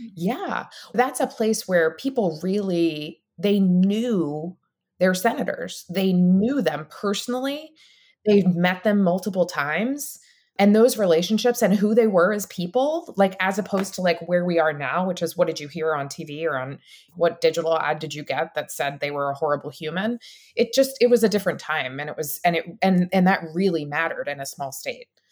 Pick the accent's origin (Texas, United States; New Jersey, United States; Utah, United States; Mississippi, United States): New Jersey, United States; I grew up in New Jersey, right outside of Philadelphia.